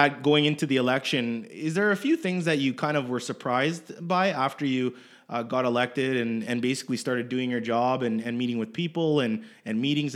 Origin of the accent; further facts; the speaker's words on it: Edmonton, Alberta, Canada; I'm from Canada